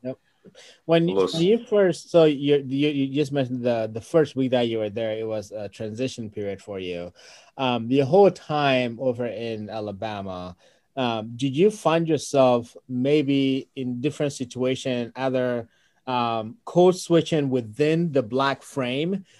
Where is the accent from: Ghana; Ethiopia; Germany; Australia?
Ghana; moved away; being original from Ghana and you know growing up in Ghana